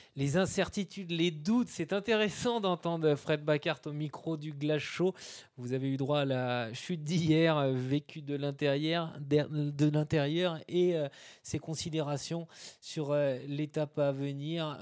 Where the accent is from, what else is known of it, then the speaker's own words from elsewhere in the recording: Brittany, France; chez nous, en Bretagne